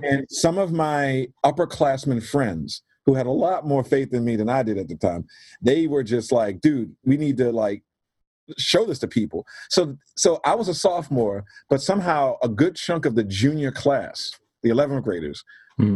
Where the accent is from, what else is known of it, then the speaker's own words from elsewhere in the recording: Baltimore, Maryland, United States; I'm from Baltimore, Maryland, originally born and raised there.